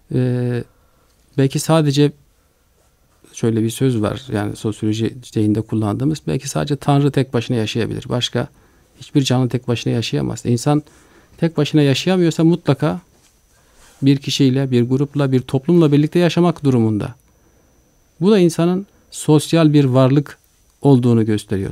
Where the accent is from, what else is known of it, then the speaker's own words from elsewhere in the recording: Turkey; biz Türkiye'liler olarak